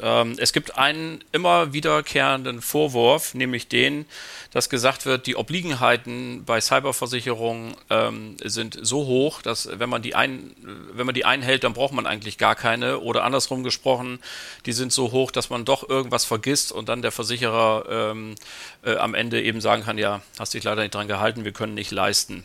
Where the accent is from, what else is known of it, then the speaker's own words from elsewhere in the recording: Bremen, Germany; Meine Heimatstadt